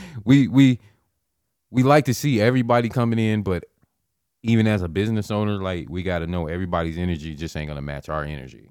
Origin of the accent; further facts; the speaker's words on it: Nebraska, United States; I'm from Nebraska, born and raised